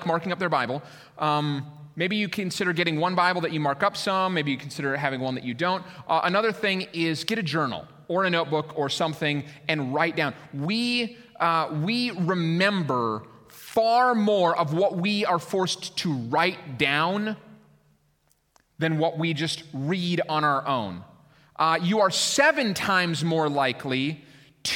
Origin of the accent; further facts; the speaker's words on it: Minneapolis, Minnesota, United States; moved away as an adult; also born or lived in Colorado / Lake Michigan area; I was born in Minnesota. I lived there for 22 years.